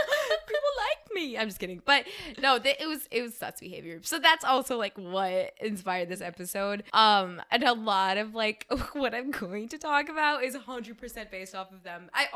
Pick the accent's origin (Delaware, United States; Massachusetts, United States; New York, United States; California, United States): California, United States; Bay Area; So everyone knows I'm from the Bay Area.